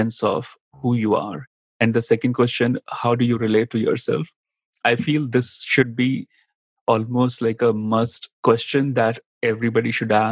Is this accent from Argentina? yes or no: no; India; accent: Indian; moved away as an adult; also born or lived in New York City, United States; now in United States; growing up in India